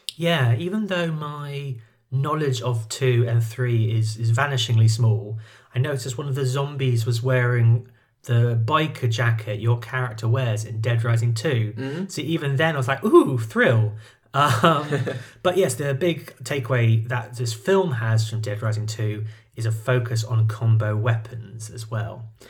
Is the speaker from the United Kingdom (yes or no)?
yes; United Kingdom; I'm a Brit